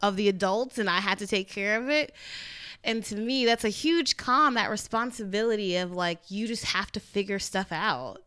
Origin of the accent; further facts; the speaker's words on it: Trinidad & Tobago; also born or lived in Orlando; I'm Trinidadian